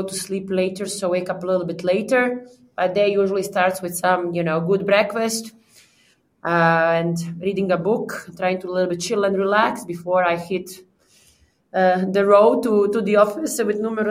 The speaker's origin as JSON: {"language": "English", "country": "Croatia", "moved": "yes", "lives_now": "Prague, Czech Republic", "said": "I'm from Balkan, I'm a Croatian girl"}